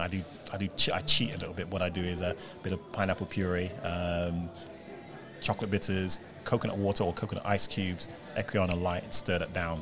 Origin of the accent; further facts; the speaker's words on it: Jamaica; We're Jamaican